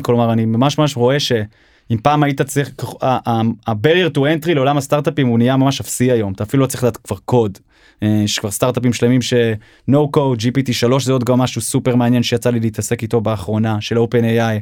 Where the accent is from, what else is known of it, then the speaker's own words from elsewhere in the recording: Seattle, Washington, United States; also born or lived in Israel; now in Tel Aviv, Israel; נולדתי בארץ, אבל גדלתי בארצות הברית, בגיל שבע, המשפחה שלי עברה לסיאטל, ארצות הברית